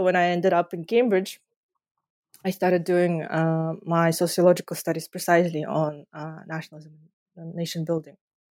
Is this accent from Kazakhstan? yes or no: yes; Kazakhstan; born there; Yeah, so I was born in Kazakhstan just before the collapse of the Soviet Union.